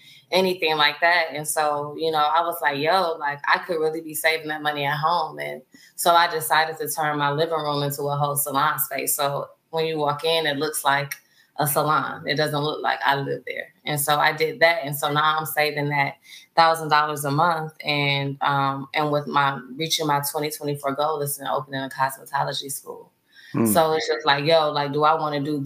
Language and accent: English; Detroit, Michigan, United States; moved away as an adult; now in Austin, United States; I'm originally from Detroit